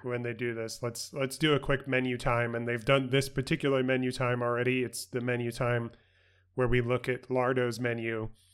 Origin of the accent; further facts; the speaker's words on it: New York City, New York, United States; at Christina's Deli in my hometown, uh, in Queens, New York